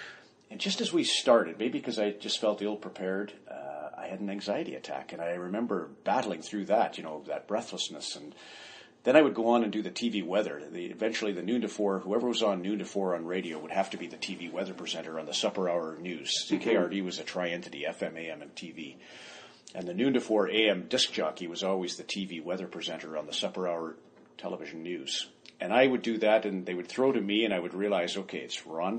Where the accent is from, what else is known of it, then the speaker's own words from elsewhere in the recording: Canada; also born or lived in Zweibrücken, Germany / Metz, France; We were Air Force, so we moved all over Canada. I was born in Zweibrücken, Germany, lived in Metz, France